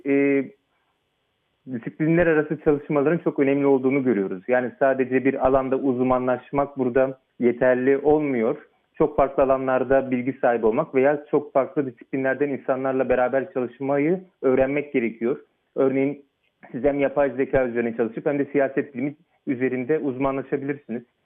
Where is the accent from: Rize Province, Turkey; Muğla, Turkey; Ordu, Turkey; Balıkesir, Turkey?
Muğla, Turkey; Fethiye; moved away as an adult; also born or lived in Ankara / Istanbul; now in Oxford, United Kingdom; ben e, ilkokulu ve Anadolu Lisesi'ni Fethiye'de, Muğla Fethiye'de e, okudum